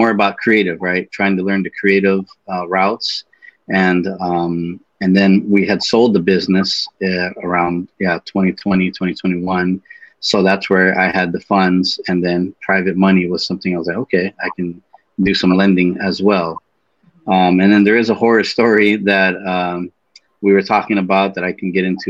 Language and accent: English; California, United States; moved away as an adult; now in Texas, United States; I'm originally from California.